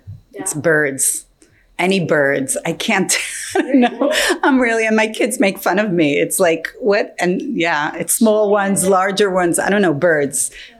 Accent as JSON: {"language": "English", "country": "Israel", "tie": "born or raised there", "moved": "yes", "lives_now": "California, United States", "said": "I grew up in Israel"}